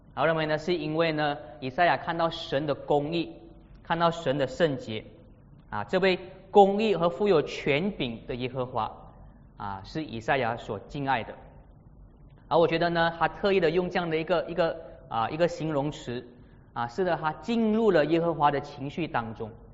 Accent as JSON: {"language": "Chinese", "country": "Malaysia", "said": "马来西亚人设立的交通规则"}